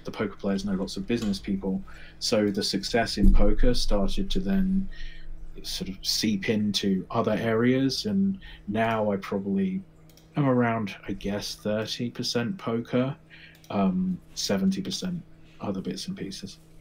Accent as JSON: {"language": "English", "region": "England", "country": "United Kingdom", "moved": "as an adult", "lives_now": "United States", "said": "you can tell my voice. I'm from England. I'm living in America"}